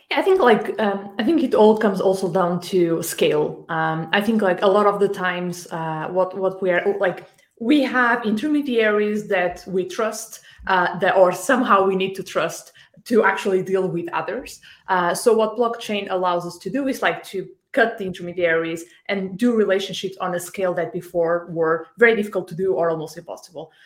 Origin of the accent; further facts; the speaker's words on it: Porto, Norte, Portugal; I'm from Porto, the north of Portugal, so not too far away.